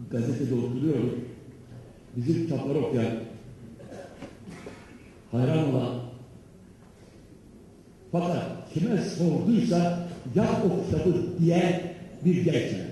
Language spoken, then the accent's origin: Turkish; Trabzon, Turkey; Ben Trabzonluyum dedim